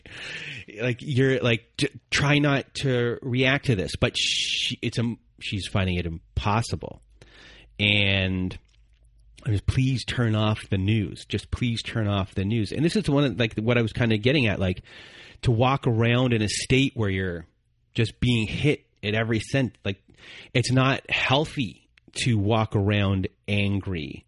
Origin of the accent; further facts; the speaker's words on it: Canada; we're Canadian.